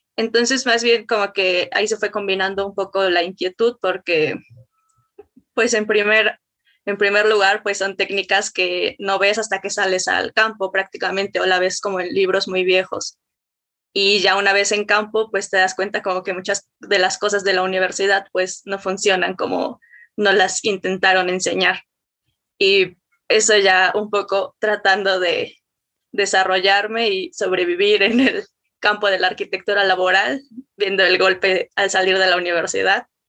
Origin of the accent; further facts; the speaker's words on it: Mexico City, Mexico; soy, soy de la Ciudad de México, arquitecta de la UNAM